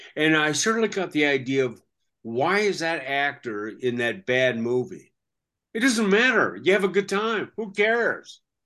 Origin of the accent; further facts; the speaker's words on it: Seattle, Washington, United States; moved away as an adult; also born or lived in Australia; my hometown of Seattle